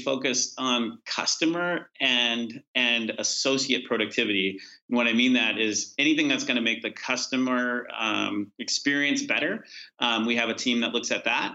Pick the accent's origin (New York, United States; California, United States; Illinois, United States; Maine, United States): California, United States; I grew up in California